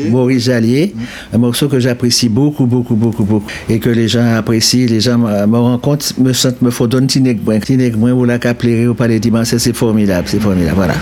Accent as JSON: {"language": "French", "country": "Martinique", "also_born_or_lived": "France", "moved": "yes", "said": "Je suis martiniquaise"}